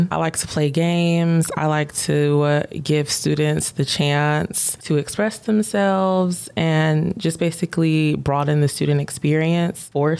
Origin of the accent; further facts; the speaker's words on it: Georgia, United States; oh, you're not from around here, are you? And I'm, yeah, I am. They say, well, you just sound different.